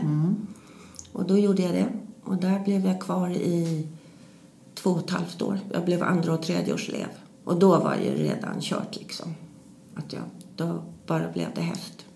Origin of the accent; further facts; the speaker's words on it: Stockholm, Stockholm County, Sweden; Jag är uppvuxen i Stockholm